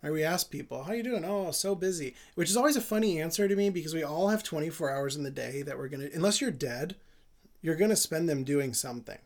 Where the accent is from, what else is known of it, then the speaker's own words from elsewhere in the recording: United States; also born or lived in Jerusalem; as an American